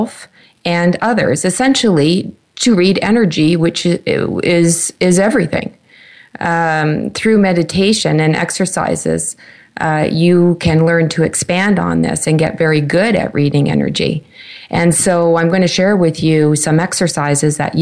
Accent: Canada; my home country, Canada

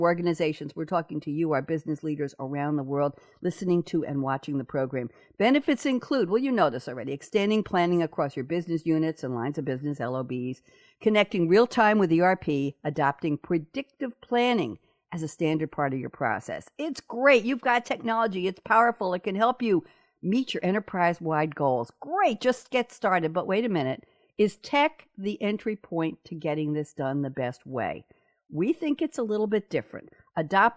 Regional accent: New York City, New York, United States; I'm a New Yorker, born and bred

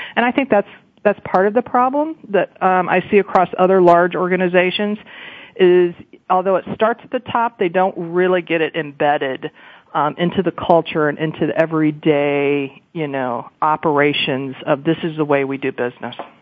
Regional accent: Ohio, United States; I'm from Ohio, I'm a Buckeye

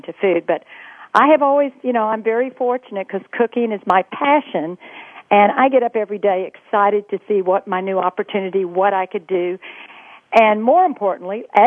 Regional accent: Texas, United States; I grew up in Texas

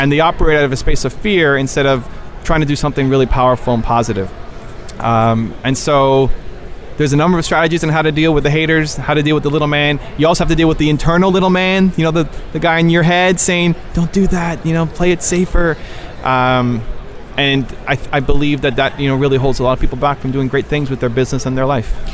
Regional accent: Toronto, Ontario, Canada; I am from Toronto, Canada

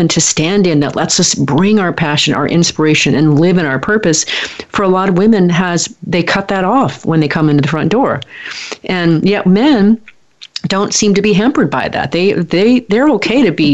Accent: Portland, Oregon, United States; moved away; I'm from Portland, or from Oregon. I spent many, many years there.

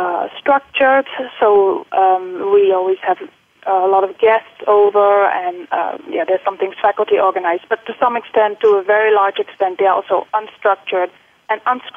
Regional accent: Netherlands; English is a second language; moved away as an adult; also born or lived in United Kingdom; now in Singapore; So I am Dutch, and I've lived for 23 years in the Netherlands. And then I went for my graduate studies to the UK, where I've stayed for 8 years, and this is now coming up to my 10th year in Singapore.

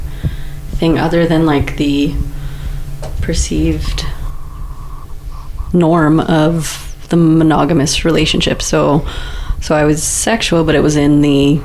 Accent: Saskatchewan, Canada; I grew up in Saskatchewan.

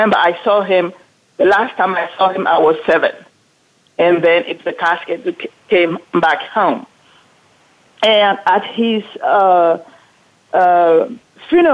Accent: Cameroon; also born or lived in France; now in California, United States; I was born in Cameroon

